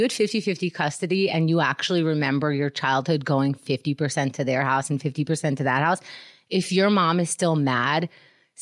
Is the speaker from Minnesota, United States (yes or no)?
no; New York, United States; I grew up in New York